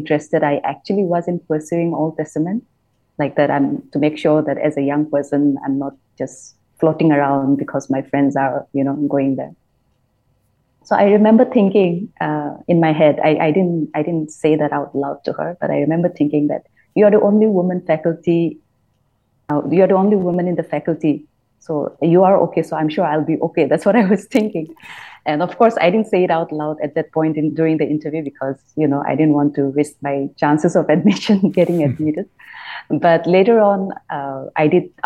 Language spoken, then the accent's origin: English; Nagaland, India; now in Bangalore, India; I was born in Nagaland, and like Chris has said, it's a small state.